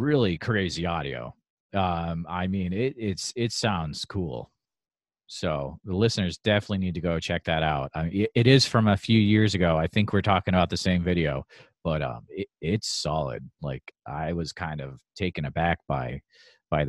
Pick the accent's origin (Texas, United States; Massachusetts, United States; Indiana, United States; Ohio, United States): Massachusetts, United States; Western; I'm from Western Mass myself